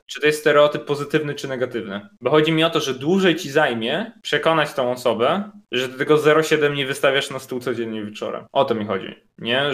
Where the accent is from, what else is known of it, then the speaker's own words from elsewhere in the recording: Poland; moved away as an adult; also born or lived in Brussels; jestem z Polski